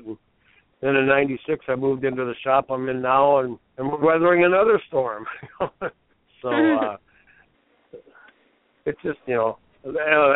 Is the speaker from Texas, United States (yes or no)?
no; Minneapolis, Minnesota, United States; I'm from the Twin Cities